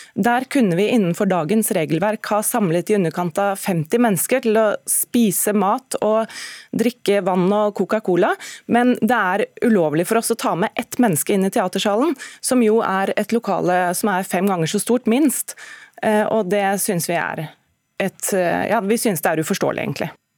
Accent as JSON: {"language": "Norwegian", "country": "Norway", "said": "Jeg sier ikke 'jeg er nordmann', jeg sier oftere 'jeg er norsk kvinne'"}